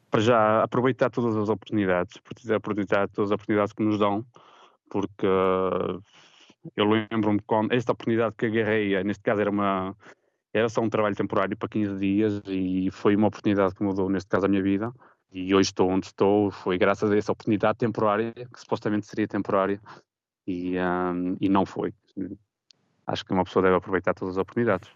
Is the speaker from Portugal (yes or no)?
yes; Portugal; now in Geneva, Switzerland; sendo português